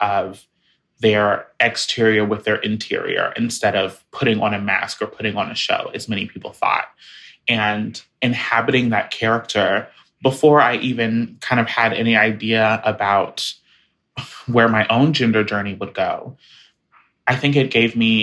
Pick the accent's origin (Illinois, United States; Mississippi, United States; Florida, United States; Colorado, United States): Florida, United States; Jacksonville; moved away as an adult; my hometown of Jacksonville